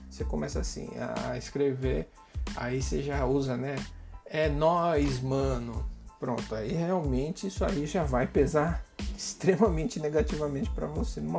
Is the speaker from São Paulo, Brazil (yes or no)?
yes; São Paulo, Brazil; eu moro aqui no Nordeste, sou de São Paulo, né? Mas moro no Nordeste